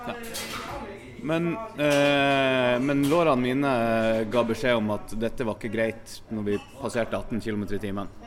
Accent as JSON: {"language": "Norwegian", "town": "Bodø", "region": "Nordland", "country": "Norway", "moved": "yes", "lives_now": "Kristiansand, Norway", "said": "Jeg er fra Bodø."}